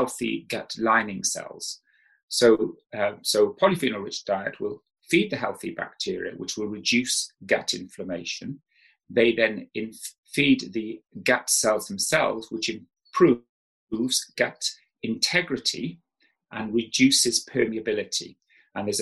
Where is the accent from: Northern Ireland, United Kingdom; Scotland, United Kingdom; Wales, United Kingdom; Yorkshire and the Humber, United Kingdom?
Wales, United Kingdom; South; when I grew up in South Wales